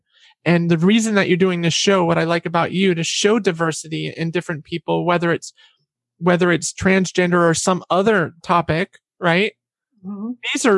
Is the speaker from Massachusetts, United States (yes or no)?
no; Catskills, New York, United States; I'm from the Catskill regions in New York.